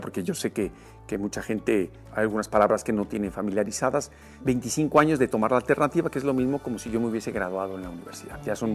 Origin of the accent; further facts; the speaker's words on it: Mexico City, Mexico; also born or lived in Emiliano Zapata, Tlaxcala; tuvieron que regresar a la Ciudad de México y mi niñez, eh, la viví yo en la Ceremex